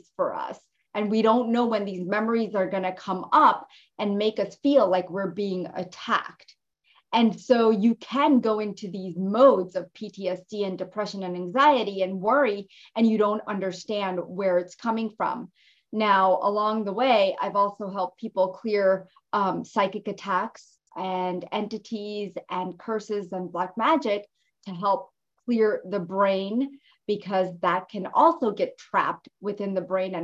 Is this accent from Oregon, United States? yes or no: no; Jersey City, New Jersey, United States; I grew up in Jersey City